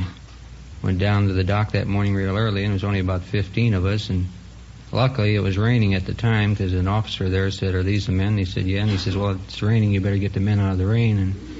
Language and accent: English; Cleveland, Ohio, United States; I'm from Cleveland, Ohio, on Lake Erie.